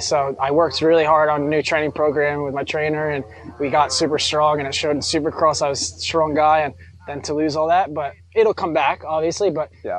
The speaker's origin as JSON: {"language": "English", "region": "New York", "country": "United States", "tie": "born or raised there", "said": "growing up in New York"}